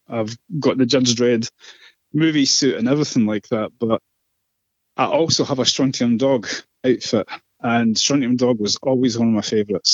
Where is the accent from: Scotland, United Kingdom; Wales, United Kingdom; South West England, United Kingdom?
Scotland, United Kingdom; I'm Scottish